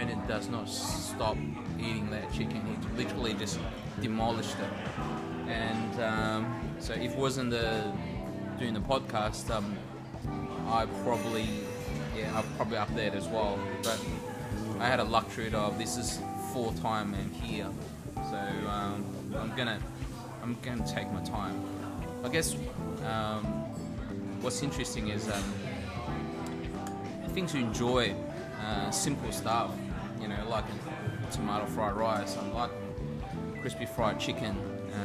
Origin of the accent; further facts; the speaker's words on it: Sydney, New South Wales, Australia; I grew up in Marrickville Valley Chill in the 90s